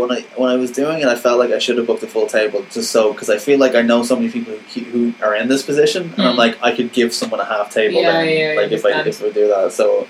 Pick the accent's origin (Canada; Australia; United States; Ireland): Ireland